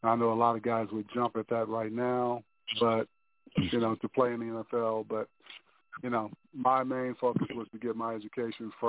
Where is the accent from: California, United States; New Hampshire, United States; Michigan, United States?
Michigan, United States; Lansing; growing up in Lansing, Michigan, you know, sports was a fairly big deal in our community.